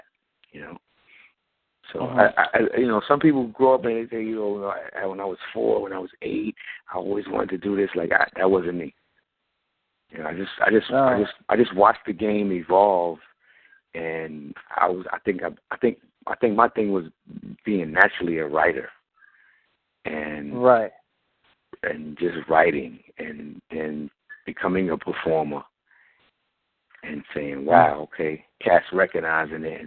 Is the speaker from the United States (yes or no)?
yes; New York City, New York, United States; I was born and raised in Brooklyn, Bucktown, USA, Bucktown, New York.